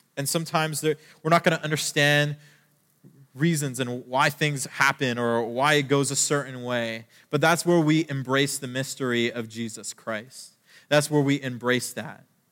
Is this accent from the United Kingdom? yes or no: no; Canada; I'm Canadian